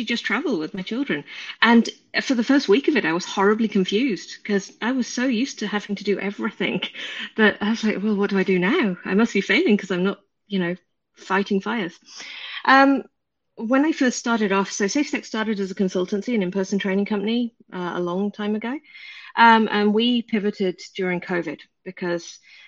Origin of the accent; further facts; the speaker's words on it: England, United Kingdom; in my hometown in the middle of the UK, you've never heard